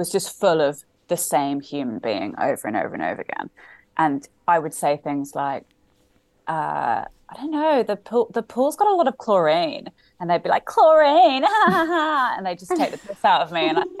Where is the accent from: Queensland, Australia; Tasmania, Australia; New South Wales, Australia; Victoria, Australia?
New South Wales, Australia; Sydney; I am Australian. I grew up in Sydney. My dad is Australian, my mum's British, so I grew up in Sydney, went to school there, considered myself Australian. Just I lost my accent.